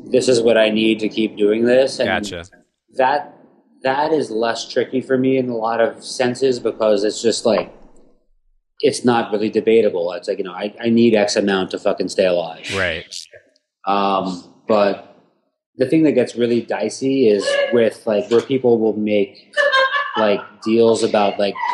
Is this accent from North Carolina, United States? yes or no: no; Houston, Texas, United States; now in New York, United States; when me and my ex broke up and I moved from Houston to like New York